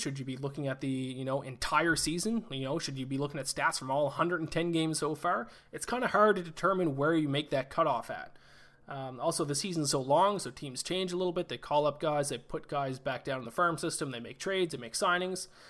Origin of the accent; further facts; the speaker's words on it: Canada; I played hockey my whole life, obviously, being Canadian